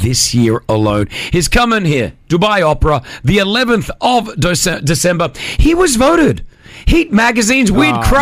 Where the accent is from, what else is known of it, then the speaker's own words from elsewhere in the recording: Australia; moved away; growing up in Australia, we didn't watch a lot of football